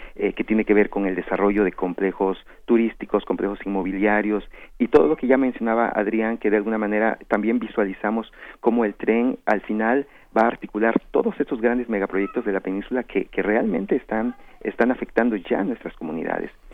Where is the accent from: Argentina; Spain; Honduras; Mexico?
Mexico; Felipe Carrillo Puerto, Quintana Roo; mi pueblo, eh, que ahora se llama Felipe Carrillo Puerto